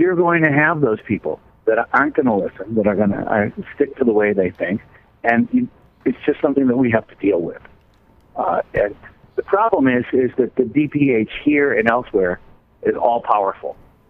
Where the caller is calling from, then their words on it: Colorado, United States; I'm calling from Colorado right now